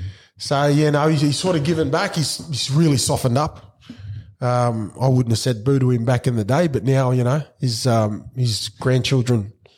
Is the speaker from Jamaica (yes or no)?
no; Brisbane, Queensland, Australia; Growing up in Brisbane, it's hard.